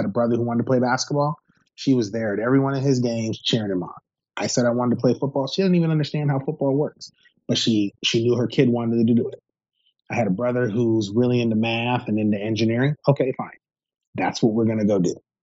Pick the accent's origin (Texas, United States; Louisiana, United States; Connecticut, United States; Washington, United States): Washington, United States; Seattle; I grew up in Seattle